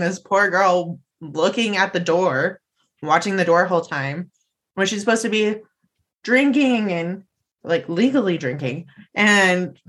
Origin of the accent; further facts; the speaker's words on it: Las Vegas, Nevada, United States; I grew up in Las Vegas